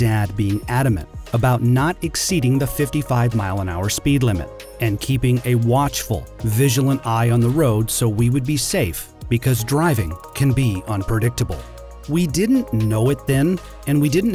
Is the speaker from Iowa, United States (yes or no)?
yes; Northwest Iowa, United States; now in Detroit, United States; I grew up in Northwest Iowa